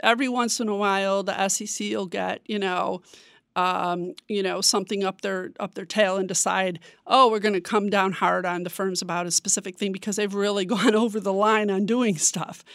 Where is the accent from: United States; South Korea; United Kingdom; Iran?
United States; Chicago, Illinois; moved away as an adult; now in Washington, D.C., United States; I'm originally from Chicago. I've been here in Washington for almost five years.